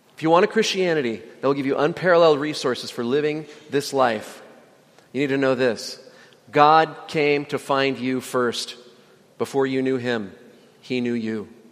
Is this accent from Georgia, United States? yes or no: no; Indiana, United States; moved away; also born or lived in Virginia; I lived in Virginia for nine years, even though I'm from Indiana